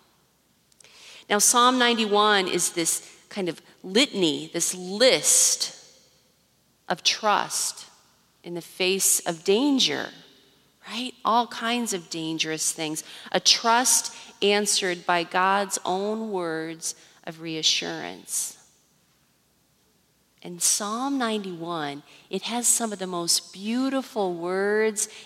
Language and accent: English; Iowa, United States; Growing up in Iowa, tornadoes were always a really near threat in the summertime.